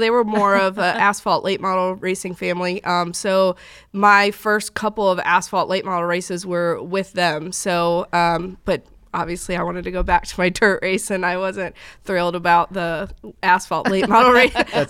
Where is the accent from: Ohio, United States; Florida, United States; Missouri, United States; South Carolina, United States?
Missouri, United States; St. Louis; now in North Carolina, United States; Well, I grew up in the St. Louis area. When I was born into racing.